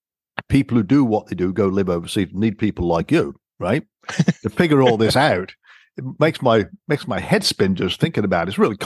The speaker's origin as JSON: {"language": "English", "country": "United Kingdom", "tie": "born or raised there", "said": "And I know this growing up in Britain."}